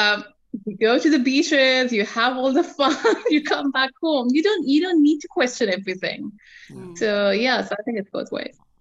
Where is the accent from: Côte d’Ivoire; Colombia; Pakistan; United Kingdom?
Pakistan; moved away as an adult; also born or lived in Dubai, United Arab Emirates / Sydney, Australia; now in Western Australia, Australia; I'm Pakistani